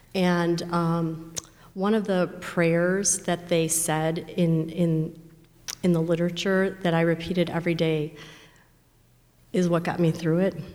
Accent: Chicago, Illinois, United States; I grew up in the Chicago area.

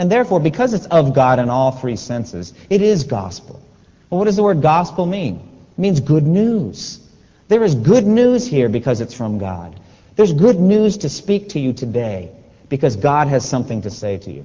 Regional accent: North Carolina, United States; We come from North Carolina. It's our home.

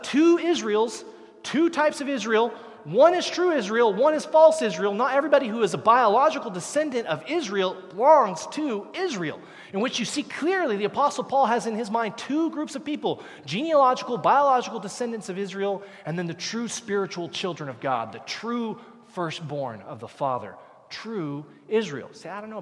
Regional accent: Canada; Canadians, where did we come from? We came from England, came from Great Britain.

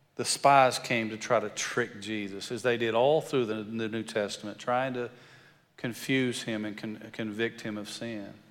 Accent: West Texas, United States; accent: country; grew up in West Texas and sound a little country

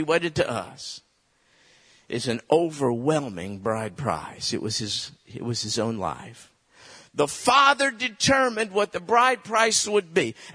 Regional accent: United States; I was raised in America

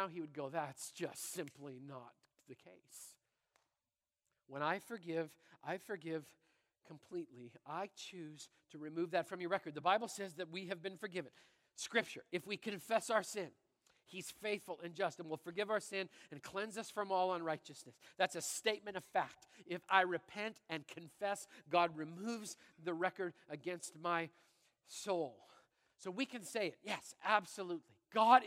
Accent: Brandon, Manitoba, Canada; I'm a little kid growing up in Brandon, Manitoba

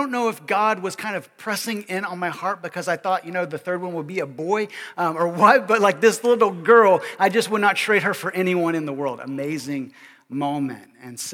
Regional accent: Kentucky, United States; I grew up in Kentucky, okay, middle of America, okay, kind of the Midwest, kind of the South, kind of the North, certain parts of the state

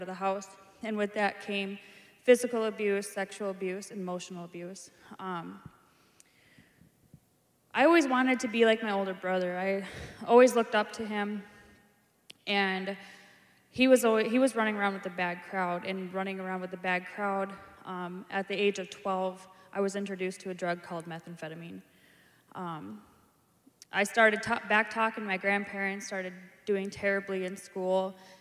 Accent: Brainerd, Minnesota, United States; I'm from Brainerd, Minnesota.

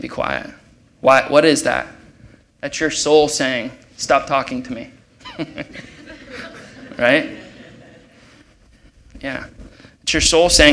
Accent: Ohio, United States; moved away; I'm from Ohio

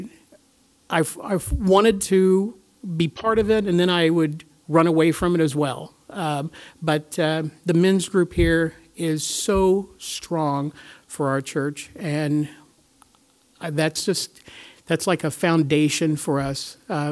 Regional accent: Topeka, Kansas, United States; now in Kansas City, United States; it's just Corey and I here in Kansas City. We are from Topeka as well

